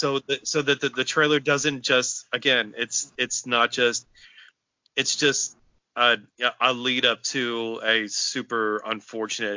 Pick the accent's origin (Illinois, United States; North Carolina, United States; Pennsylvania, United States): Pennsylvania, United States; South Central; being from South Central Pennsylvania